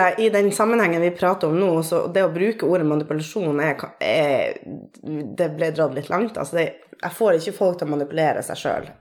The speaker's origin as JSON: {"language": "Norwegian", "region": "Troms og Finnmark", "country": "Norway", "moved": "as an adult", "lives_now": "Tromsø, Norway", "said": "Jeg er fra Finnmark. Bor i Tromsø på mitt sy sydnordlige åttende år."}